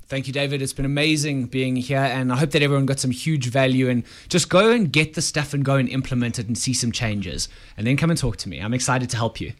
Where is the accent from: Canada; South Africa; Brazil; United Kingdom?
South Africa; We are South African